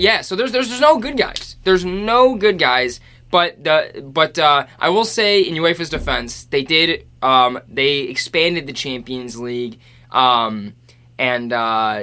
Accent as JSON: {"language": "English", "country": "United States", "said": "As an American sports fan"}